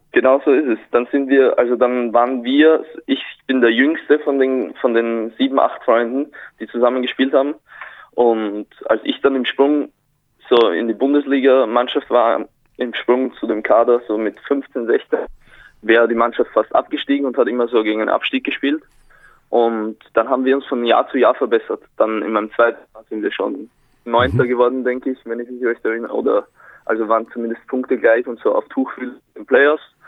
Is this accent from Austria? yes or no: yes; Güssing, Burgenland, Austria; moved away as an adult; now in Braunschweig, Germany; ich bin in Güssing geboren